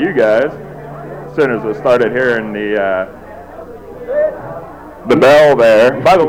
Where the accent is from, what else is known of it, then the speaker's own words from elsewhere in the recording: New Orleans, Louisiana, United States; moved away as an adult; now in Wyoming, United States; I live in Wyoming. I'm not from Wyoming. Where are you from? New Orleans.